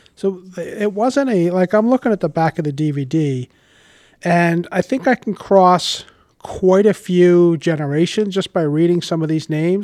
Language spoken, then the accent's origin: English; Warwick, Rhode Island, United States; I grew up in Warwick